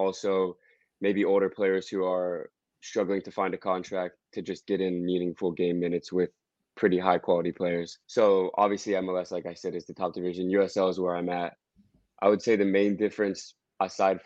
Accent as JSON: {"language": "English", "town": "Washington", "region": "District of Columbia", "country": "United States", "tie": "born or raised there", "moved": "as an adult", "lives_now": "Greenville, United States", "said": "I'm from DC, and to be able to sign my hometown team"}